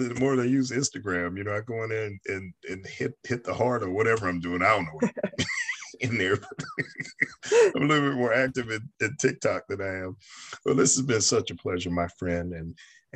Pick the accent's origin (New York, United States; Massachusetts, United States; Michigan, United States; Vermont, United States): New York, United States; now in the South, United States; I'm a native New Yorker. I was born in New York